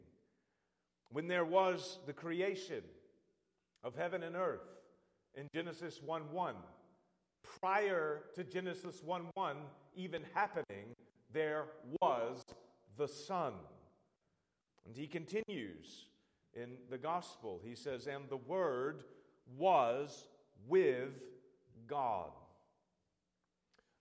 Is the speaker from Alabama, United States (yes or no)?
yes; Birmingham, Alabama, United States; I was born in Birmingham, Alabama. I grew up in Birmingham.